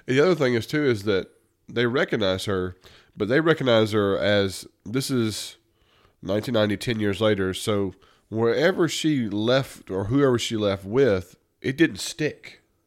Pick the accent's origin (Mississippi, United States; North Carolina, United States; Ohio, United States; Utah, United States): Mississippi, United States; we grew up in the South